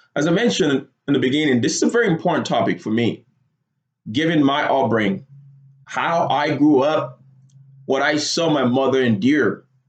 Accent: Lagos, Nigeria; moved away as an adult; now in United States; I grew up in Lagos, Nigeria. Moved to the United States when I was 18 years old

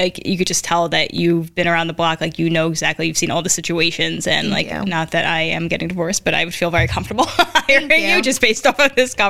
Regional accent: Newark, New Jersey, United States; growing up in Newark, like, Montclair was like the closest little hub for doing stuff.

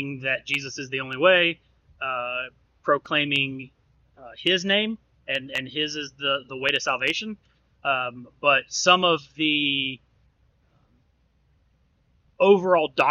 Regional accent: Birmingham, Alabama, United States; I grew up in Birmingham, Alabama

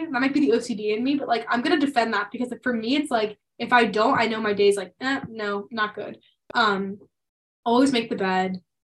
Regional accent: Pennsylvania, United States; moved away; in my hometown, so in Pennsylvania

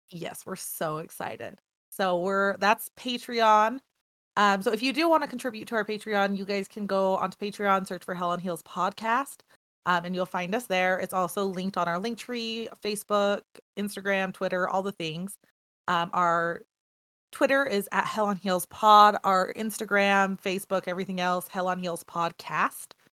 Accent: United States; we're American

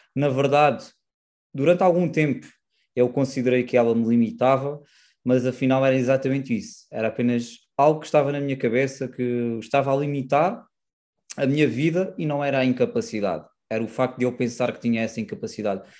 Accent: Silves, Algarve, Portugal; sou do Algarve, mais propriamente de Silves

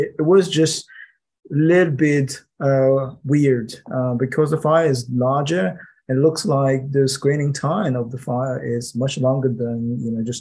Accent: Shanghai, China; English is a second language; moved away as an adult; Shanghai, my hometown

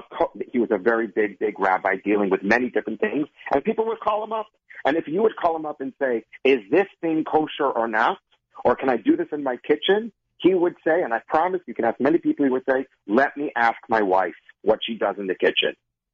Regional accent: Minnesota, United States; you see, I'm from Minnesota. Not from the East Coast, thank God.

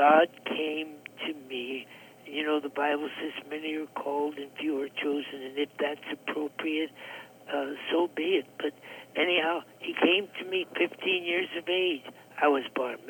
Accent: Clifton, New Jersey, United States; also born or lived in Teaneck, New Jersey; I was raised in the Daughters of Miriam Orphanage in Clifton, New Jersey.

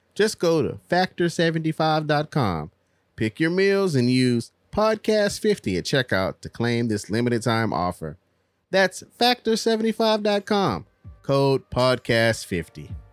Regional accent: Texas, United States; as a Texan

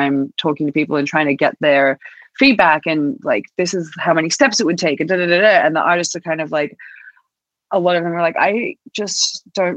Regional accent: Australia; moved away as an adult; also born or lived in New York; I think a lot of people in Australia swear, or at least did where I was from

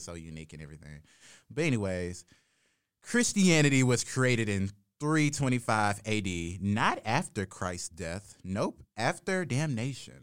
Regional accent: Jackson, Mississippi, United States; I'm from Jackson, Mississippi

